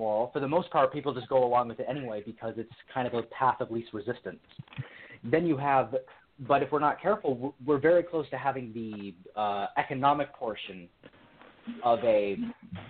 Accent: California, United States; I'm from California

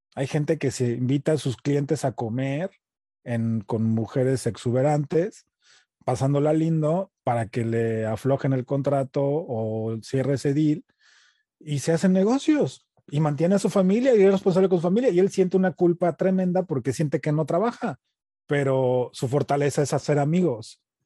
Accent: Mexico; also born or lived in United States; now in Los Angeles, United States; Nací en Estados Unidos, crecí en, México, crecí como mexicano

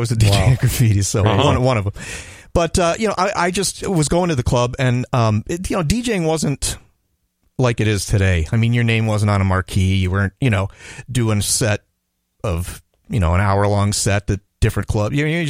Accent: Wayzata, Minnesota, United States; also born or lived in Toledo, Ohio; I am born in Ohio, Toledo, Ohio, but okay. I grew up in Wayzata.

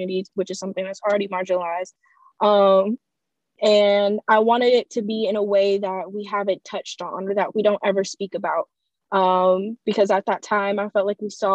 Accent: Fayetteville, North Carolina, United States; also born or lived in Greensboro, North Carolina; I'm originally from Fayetteville, North Carolina, and I've gone to Title I schools my entire life

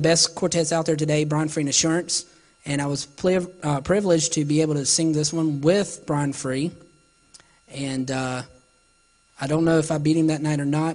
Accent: Salisbury, North Carolina, United States; born or raised there

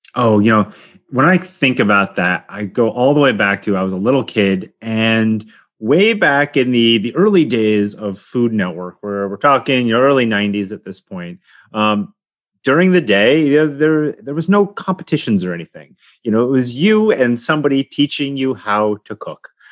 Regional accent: Poughkeepsie, New York, United States; moved away as an adult; now in California, United States; I grew up in Poughkeepsie

